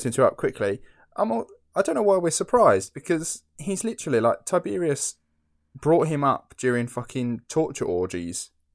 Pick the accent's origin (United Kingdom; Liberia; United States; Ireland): United Kingdom; Essex, East of England; I'm from Essex